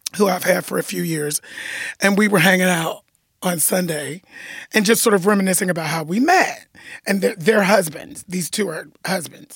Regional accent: United States; also born or lived in Los Angeles; I'm American

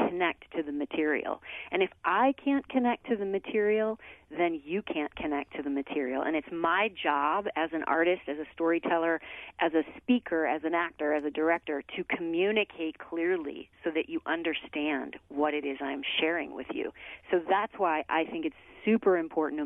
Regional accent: Missouri, United States; moved away as an adult; now in New York City, United States; I grew up dancing in Missouri

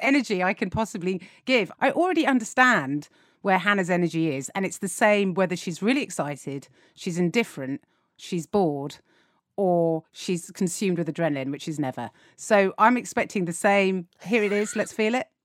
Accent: England, United Kingdom

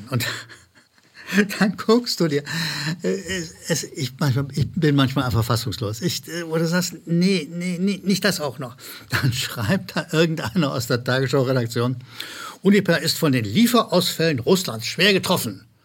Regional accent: Rhineland, Germany; Ich wiederhole als Rheinländer habe ich Probleme mit Zuschauerzuschriften.

